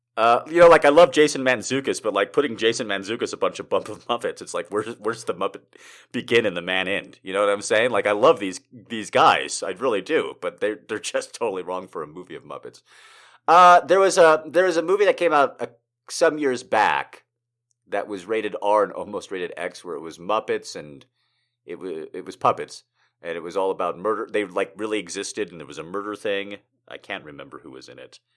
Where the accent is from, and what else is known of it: United States